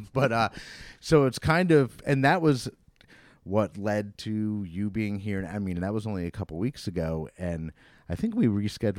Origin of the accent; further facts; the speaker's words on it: Vermont, United States; also born or lived in Troy, New York; now in Saratoga, United States; I'm from Vermont originally, but 20 something years ago, or maybe 20 years ago, I moved to Troy, and I lived in Troy for like 10 or so years before moving to Saratoga